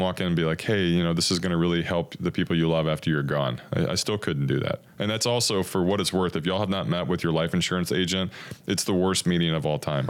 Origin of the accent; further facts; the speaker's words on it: Corpus Christi, Texas, United States; I'm from Corpus as well